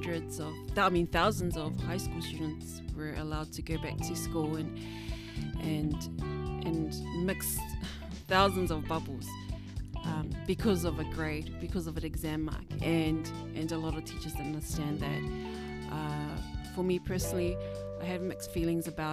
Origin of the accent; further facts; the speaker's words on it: Auckland, New Zealand; I'm from Auckland, so I'm still living in Auckland